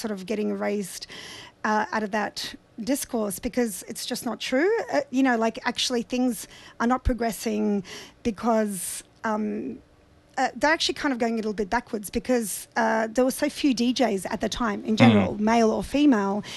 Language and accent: English; Sydney, New South Wales, Australia; born or raised there; also born or lived in Odessa, Ukraine